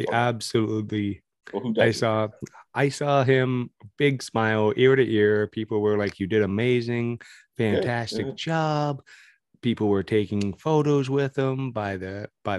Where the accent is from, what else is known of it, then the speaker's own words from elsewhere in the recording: Canada; I'm very, very Canadian